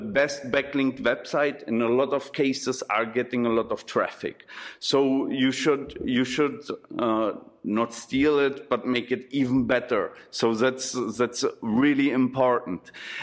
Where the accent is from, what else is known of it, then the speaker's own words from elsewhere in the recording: Berlin, Germany; English is a second language; moved away as an adult; also born or lived in Czech Republic; now in Brno, Czech Republic; I'm coming from Berlin, and I'm here from 2007 in the Czech Republic